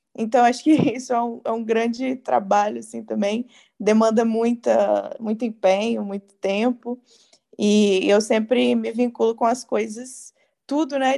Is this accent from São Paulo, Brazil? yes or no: no; Juiz de Fora, Minas Gerais, Brazil; sou de Juiz de Fora